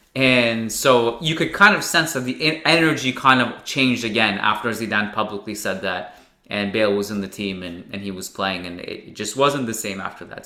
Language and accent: English; Canada; me as a Canadian